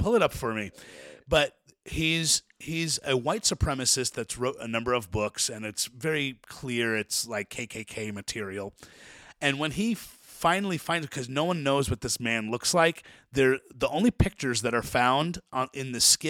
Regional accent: United States; Right? I'm an American, even though I have Nigerian blood, I have Italian blood, I literally come from a host of slaves.

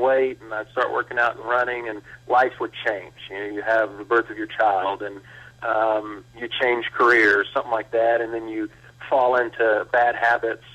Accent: Blanco, Texas, United States; I grew up in Blanco, Texas, a small town

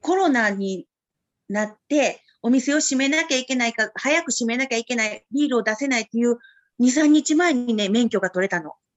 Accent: Osaka, Japan; 大阪生まれ、大阪育ち、今里育ち。

